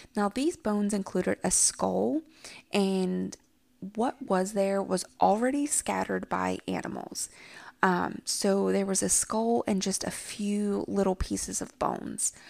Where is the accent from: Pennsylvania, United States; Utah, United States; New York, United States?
Pennsylvania, United States; moved away; I'm originally from Pennsylvania